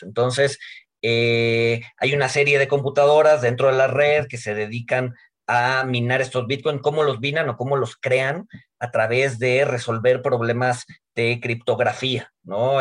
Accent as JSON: {"language": "Spanish", "country": "Mexico"}